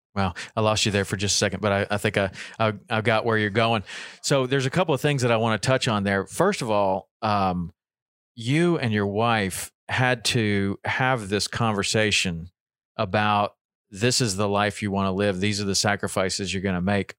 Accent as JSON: {"language": "English", "region": "Tennessee", "country": "United States", "tie": "born or raised there", "said": "I grew up in Tennessee"}